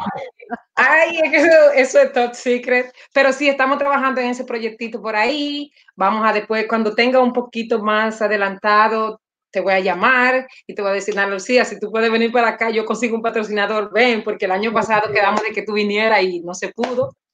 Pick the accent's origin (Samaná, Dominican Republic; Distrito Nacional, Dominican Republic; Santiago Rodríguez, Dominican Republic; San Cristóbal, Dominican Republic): Samaná, Dominican Republic; now in Los Angeles, United States; yo soy de Samaná